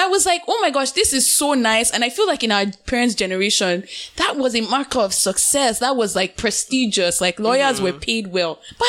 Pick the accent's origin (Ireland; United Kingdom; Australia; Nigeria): Nigeria; now in Canada; as a Nigerian in the diaspora